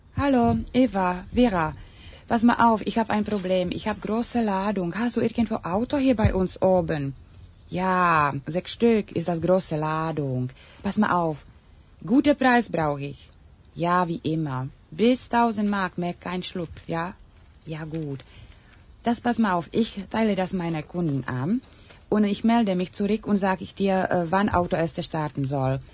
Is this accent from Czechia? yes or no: yes; Czechia; first language Czech; German is a second language; now in Germany; in tschechischer Sprache, weil das meine Muttersprache ist.